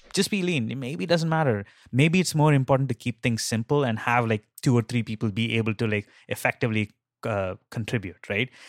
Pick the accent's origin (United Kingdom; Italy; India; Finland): India; moved away; I grew up in India and, like, that's where, like, I learned, like, some of my early days in programming.